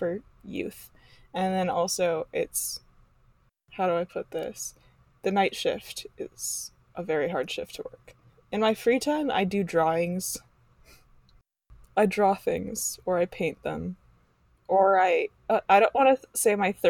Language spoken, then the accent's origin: English; East Coast, United States; moved away as an adult; now in Midwest, United States; grew up on the East Coast and basically in a small town